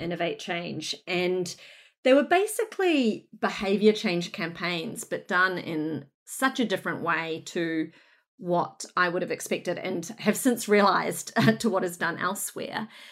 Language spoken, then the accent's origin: English; Northland, New Zealand; moved away as an adult; also born or lived in Brunswick, Melbourne, Australia; now in Melbourne, Australia; I hail from Northland in New Zealand, Aotearoa, where I, um, was very fortunate to, to grow up and get educated and work for a little bit.